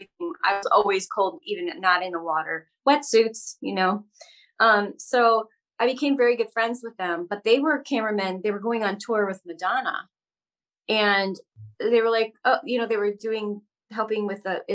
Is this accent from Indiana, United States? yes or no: no; Ohio, United States; moved away; I'm from Ohio originally, and I grew up in a very Midwestern family.